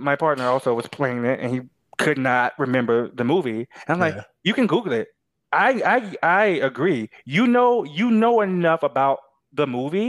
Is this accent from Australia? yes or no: no; United States; I'm American